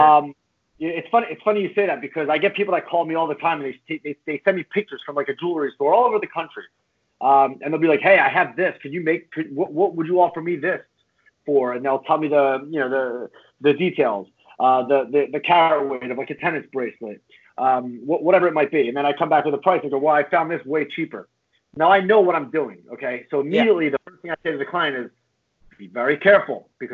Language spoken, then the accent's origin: English; Philadelphia, Pennsylvania, United States; I'm from Northeast Philly